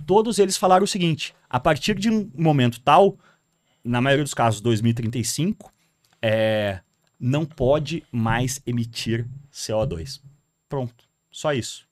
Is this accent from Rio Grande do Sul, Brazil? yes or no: yes; Porto Alegre, Rio Grande do Sul, Brazil; moved away as an adult; now in São Paulo, Brazil; eu sou de Porto Alegre